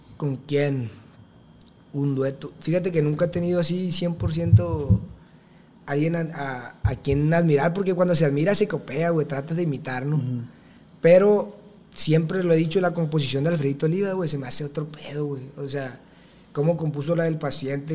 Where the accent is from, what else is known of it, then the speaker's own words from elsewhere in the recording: El Dorado, Sinaloa, Mexico; tengo 21 años, soy del Dorado Culiacán, Sinaloa